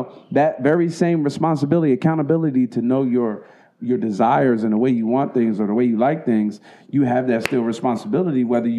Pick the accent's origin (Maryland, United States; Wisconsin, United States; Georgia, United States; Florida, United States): Maryland, United States; Baltimore; I got Baltimore.